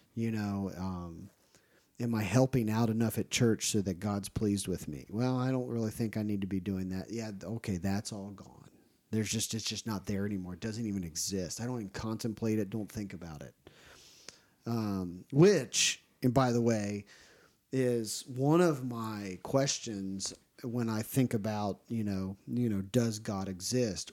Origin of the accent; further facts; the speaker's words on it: Ohio, United States; now in Tennessee, United States; the church I grew up in Ohio was very strict